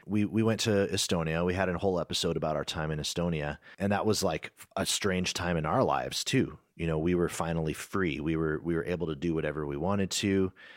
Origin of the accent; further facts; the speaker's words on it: United States; being an American